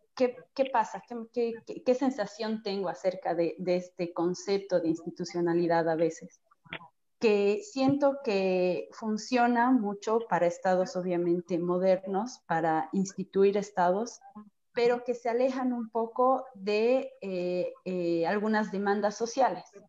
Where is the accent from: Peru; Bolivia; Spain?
Bolivia; como bolivianos